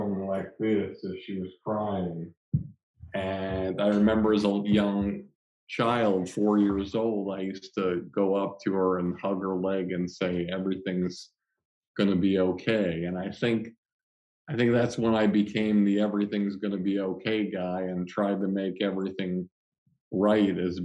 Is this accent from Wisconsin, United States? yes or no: no; Longmeadow, Massachusetts, United States; I grew up in Long Meadow, Massachusetts